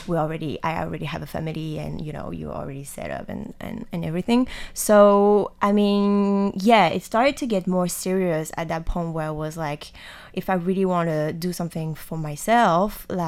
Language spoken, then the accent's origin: English; France; now in Taiwan; I'm from France